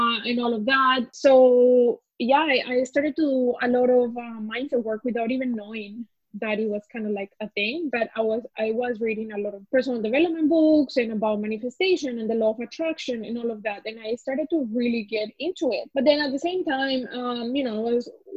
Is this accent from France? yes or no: no; Colombia; now in Canada; So I am actually from Colombia. I've been in Canada 14 years now, and I came as a refugee.